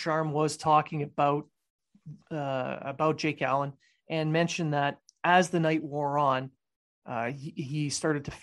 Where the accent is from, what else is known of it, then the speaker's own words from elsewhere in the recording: Sudbury, Ontario, Canada; captain of the Sudbury Wolves, my hometown team